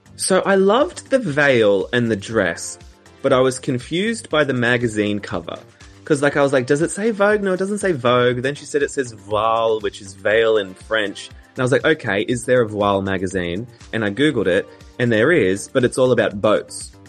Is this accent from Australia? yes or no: yes; Australia; an Australian